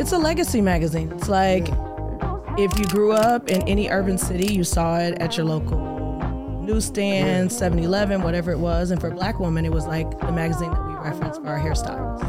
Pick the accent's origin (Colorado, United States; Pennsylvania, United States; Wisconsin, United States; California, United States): California, United States; Inglewood; now in Atlanta, United States; I'm from Inglewood, California